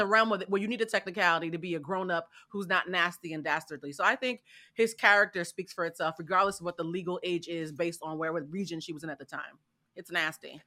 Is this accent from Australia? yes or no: no; Haiti; my people